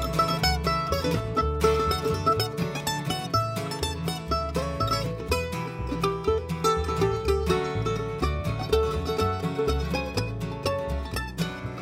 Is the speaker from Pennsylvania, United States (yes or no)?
no; Mount Washington Valley, New Hampshire, United States; we are from the Mount Washington Valley, right on the Maine New Hampshire border.